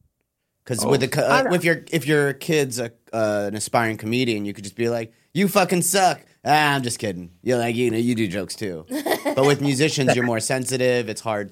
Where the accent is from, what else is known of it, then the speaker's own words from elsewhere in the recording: Beverly Hills, California, United States; I'm from Beverly Hills.